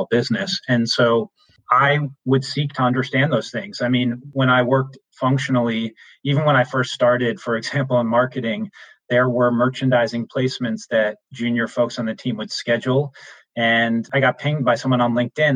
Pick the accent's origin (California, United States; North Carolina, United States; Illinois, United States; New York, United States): New York, United States; I'm originally from New York